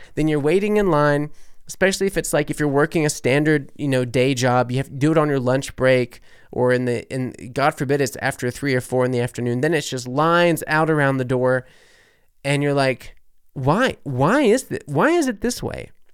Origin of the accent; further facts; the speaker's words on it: New Orleans, Louisiana, United States; moved away as an adult; also born or lived in Berlin, Germany; now in Germany; I'm from New Orleans